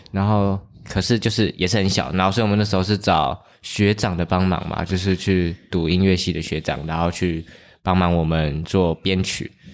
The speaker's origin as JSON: {"language": "Chinese", "region": "Kinmen County", "country": "Taiwan", "tie": "born or raised there", "moved": "as an adult", "said": "我虽然是从那边出生的，但是我爸妈那一辈其实都不是，我其实是迁过去，然后从那边出生的"}